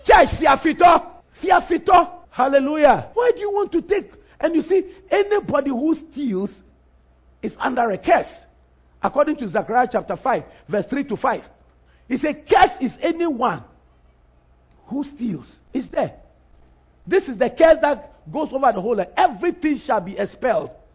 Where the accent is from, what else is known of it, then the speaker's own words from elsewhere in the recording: Ghana; Ghana was a colony of United Kingdom, Great Britain. We're a British colony.